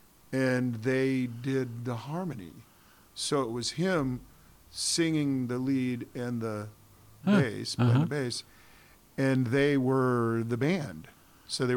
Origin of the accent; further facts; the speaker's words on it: Portland, United States; I'm from Portland